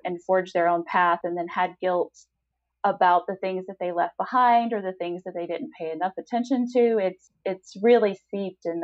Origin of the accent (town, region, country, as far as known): the South, United States